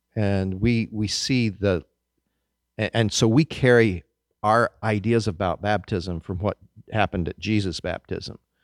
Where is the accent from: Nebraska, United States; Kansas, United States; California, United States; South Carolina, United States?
Kansas, United States; moved away; I grew up in Kansas